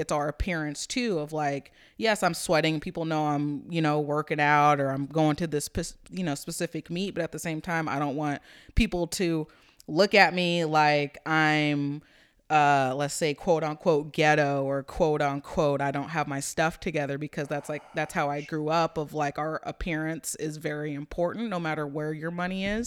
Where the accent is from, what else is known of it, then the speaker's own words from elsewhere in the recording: Topeka, Kansas, United States; growing up in Topeka